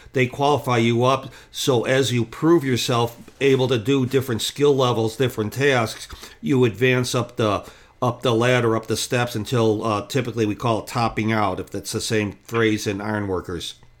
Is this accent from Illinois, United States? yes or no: yes; Chicago, Illinois, United States; I grew up in Chicago